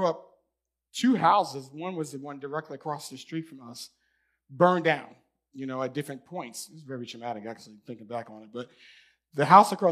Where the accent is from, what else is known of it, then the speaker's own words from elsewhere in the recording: New York, United States; moved away as an adult; I'm from New York